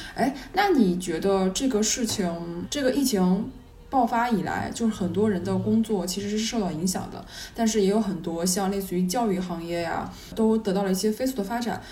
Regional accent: China; 我中国人

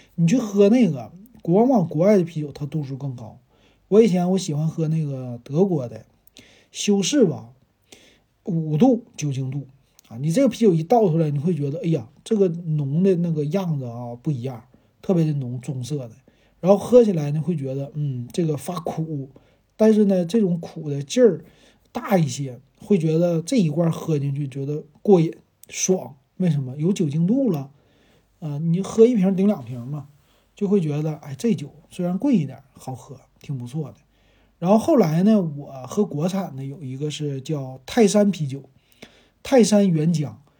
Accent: Shenyang, Liaoning, China; 咱们沈阳人

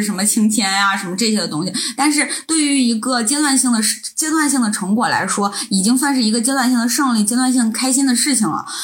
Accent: Northeast China, China; now in Europe; 我们来自东北，就是其实东北人

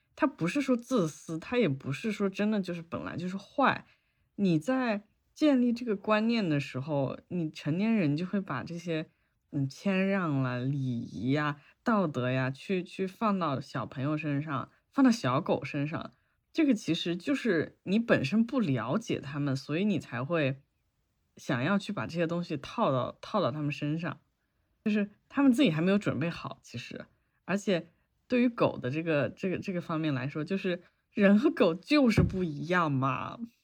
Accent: China; moved away as an adult; 我从小在，在国内养狗嘛，然后这几年出国了之后

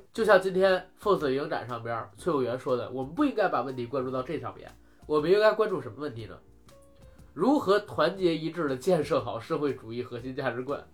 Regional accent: China; 咱们国家引进片儿是有限制的。

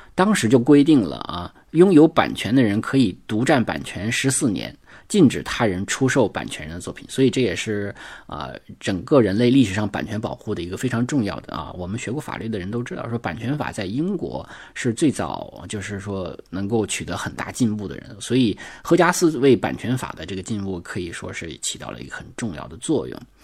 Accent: Northeast China, China; accent: Northeastern dialect; 就就我们东北话讲

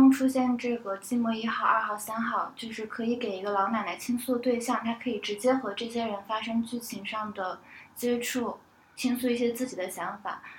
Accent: Northeast China, China; accent: Northeastern; 这个自己说话就再也不带有东北的口音，然后到各个地方上学或者是工作呢，别人也不知道我是东北来的，嗯，就有一刻我会觉得我好像是背弃了自己的家乡。

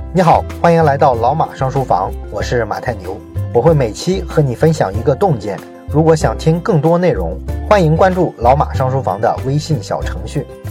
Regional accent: China; 我们中国人

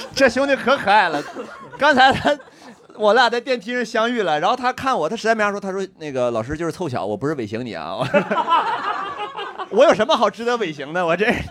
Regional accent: Shuangyashan, Heilongjiang, China; moved away; 我们双鸭山市在汉朝是女真的首都，叫一楼古城

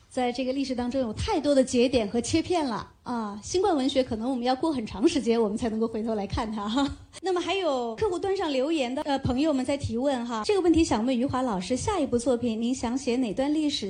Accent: Hunan, China; 我是湖南人，我爸妈呢，他们是中南空野学院毕业的学生，他们以前是在岳麓山下，呃，读着俄语念完自己的大学的

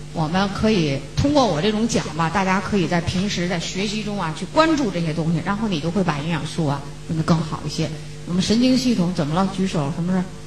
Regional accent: China; 我们中国人一贯的是不信

